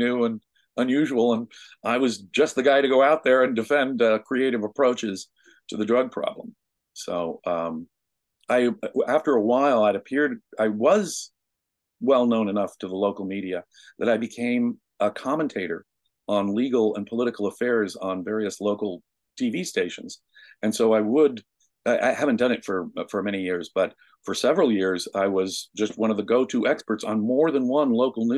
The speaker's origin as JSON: {"language": "English", "country": "United States", "said": "I am an American, and I had great parents"}